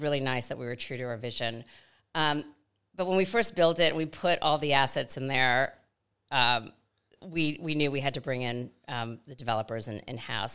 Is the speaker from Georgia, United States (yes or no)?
yes; Atlanta, Georgia, United States; moved away as an adult; also born or lived in New York City; now in Australia; grew up in Atlanta, Georgia, in the Deep South